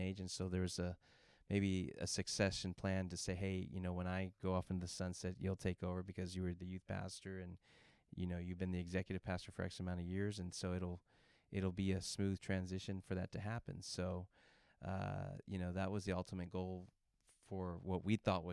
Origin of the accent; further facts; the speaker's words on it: San Antonio, Texas, United States; moved away as an adult; now in San Diego, United States; I was born in San Antonio